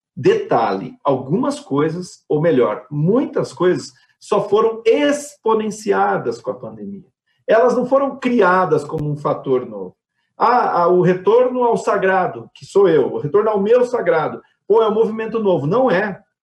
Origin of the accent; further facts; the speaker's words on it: Brazil; enquanto brasileiros